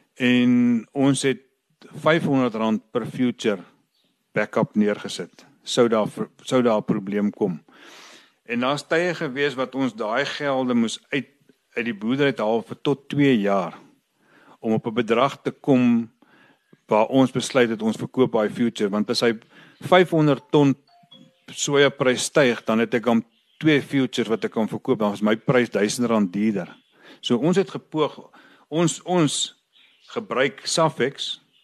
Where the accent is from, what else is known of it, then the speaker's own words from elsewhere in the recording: Vredefort, Free State, South Africa; ek is van Vredefort. Ek is hier gebore. Ek is my lewe lank op die plaas. Ek het as kind hier groot geword.